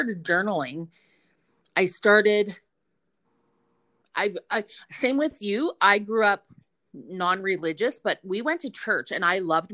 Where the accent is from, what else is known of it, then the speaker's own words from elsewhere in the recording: Yorkton and Melville, Saskatchewan, Canada; we grew up in Yorkton and in Melville